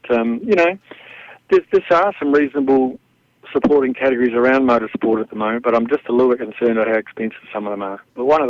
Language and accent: English; New Zealand; moved away; also born or lived in Europe; from the age of 14 when I grew up in New Zealand. I represented them internationally, and I ended up in Europe. I stayed on.